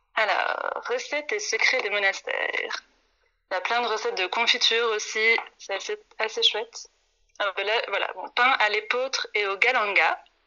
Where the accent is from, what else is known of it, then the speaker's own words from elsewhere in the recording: France; moved away as an adult; now in Brussels, Belgium; Je suis une Française qui est arrivée là il y a cinq ans